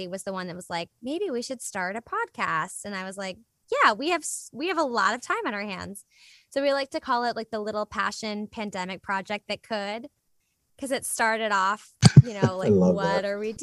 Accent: Richmond, Virginia, United States; moved away; it's in the Bird Theater, which is like my favorite space in Richmond

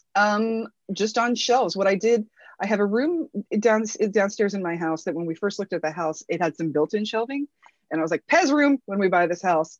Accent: Worthington, Ohio, United States; also born or lived in Newark, Ohio / Kettering, Ohio; I was born in Newark, Ohio, just a little bit east of here and grew up mainly grew up mainly in central ohio i grew up in worthington ohio which is just north of columbus

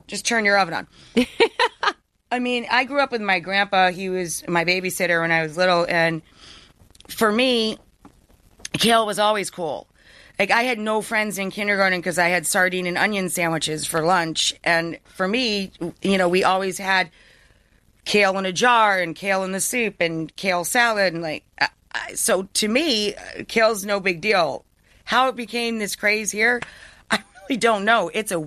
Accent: upstate New York, United States; I come from way, way up north. I'm much closer to Canada than New York

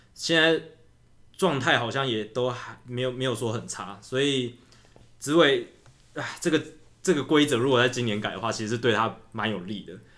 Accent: Taiwan; 我们台湾人很喜欢选举

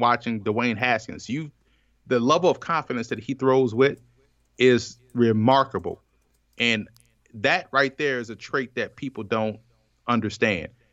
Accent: New Orleans, Louisiana, United States; growing up in New Orleans, a Saints fan

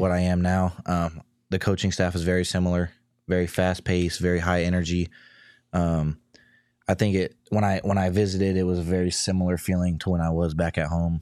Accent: near Sacramento, California, United States; moved away as an adult; now in Arizona, United States; being at Sacramento, I was twenty minutes from my hometown

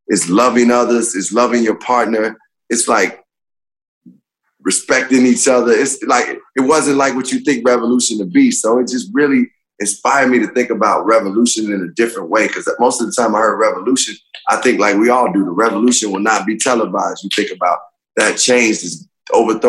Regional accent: Chicago, Illinois, United States; I'm from Chicago

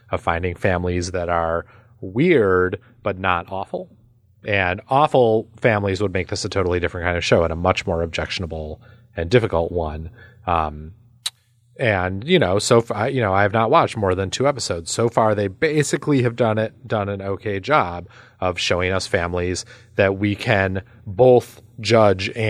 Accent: Midwest, United States; I play euchre now, but weirdly, taught by East Coasters, even though I grew up in the Midwest, the home of euchre, but I did not grow up in a real card playing family.

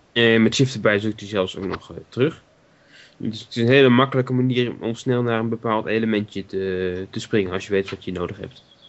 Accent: Netherlands; we als Nederlanders

